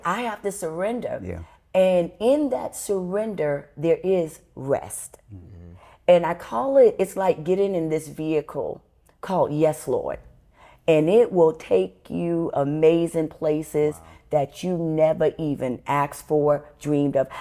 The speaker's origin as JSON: {"language": "English", "town": "New York City", "region": "New York", "country": "United States", "tie": "born or raised there", "said": "I was born and raised in the Bronx, New York"}